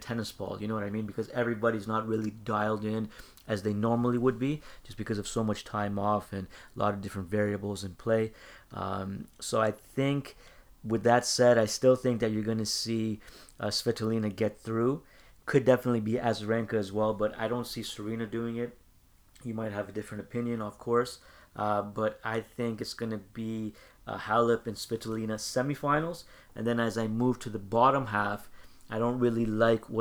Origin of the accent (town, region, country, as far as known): Canada